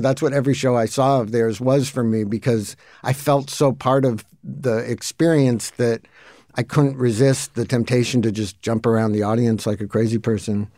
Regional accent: Santa Monica, California, United States; also born or lived in Mar Vista; I was into the stuff that every other kid in Santa Monica was into

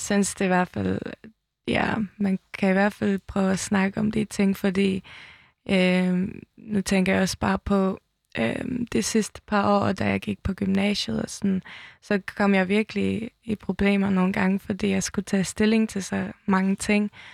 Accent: Toftir, Faroe Islands; also born or lived in Tórshavn, Faroe Islands; now in Copenhagen, Denmark; Jeg kommer fra Tofte, en lille bygd i, øh, på Færøerne med, øh, tusind indbyggere

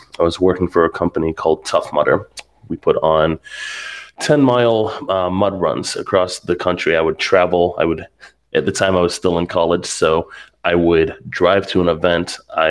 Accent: Pittsburgh, Pennsylvania, United States; I was living a couple hours away from where I grew up in Pittsburgh, and decided to move back home, help take care of my mom.

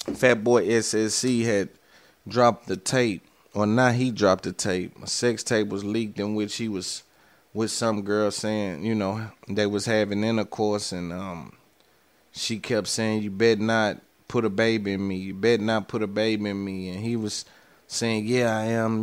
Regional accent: the South, United States; I'm from the South

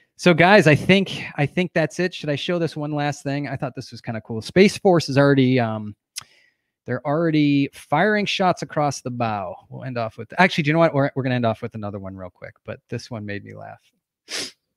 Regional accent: New Hampshire, United States; I grew up in New

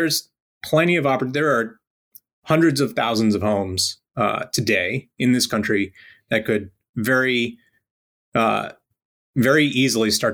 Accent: Rhode Island, United States; I grew up in Rhode Island in a pretty modest house

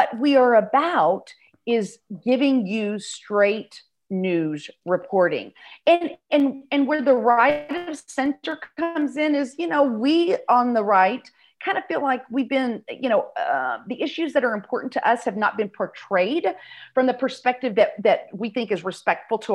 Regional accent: South Texas, United States; moved away as an adult; now in North Texas, United States; I grew up in South Texas, went to college in the University of North Texas. So I have been in North Texas ever since.

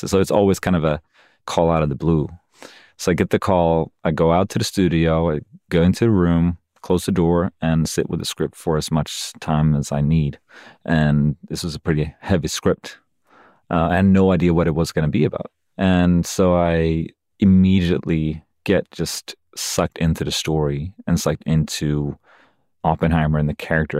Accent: Sweden; moved away as an adult; now in United States; I moved to America about fifteen years ago, and this is the first time when I'm in Sweden, my home country

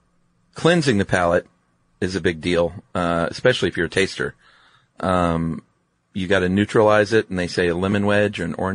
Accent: the South, United States; I'm from the South

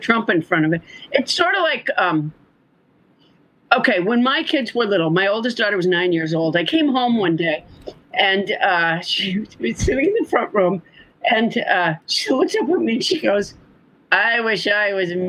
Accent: Massachusetts, United States; also born or lived in Huntsville, Alabama; a month after I was born, they moved up there

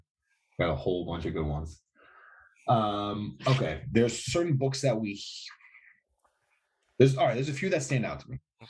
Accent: New York, United States; And I'm a New Yorker, as are you.

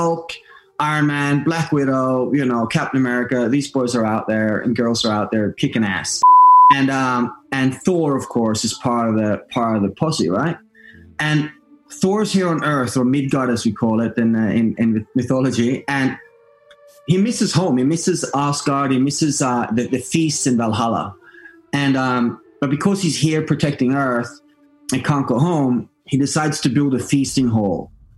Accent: Norway; English is a second language; I'm Norwegian, so I learned English watching Eddie Murphy

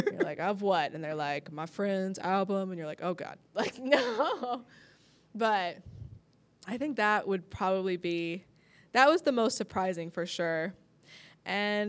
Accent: Orange County, California, United States; now in Los Angeles, United States; I grew up in Orange County, so going to LA was always like a treat

